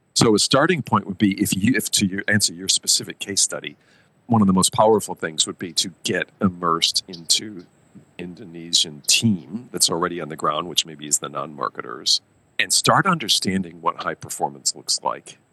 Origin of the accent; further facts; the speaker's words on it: United States; moved away as an adult; also born or lived in Tokyo / Nanjing / Mumbai; I grew up in America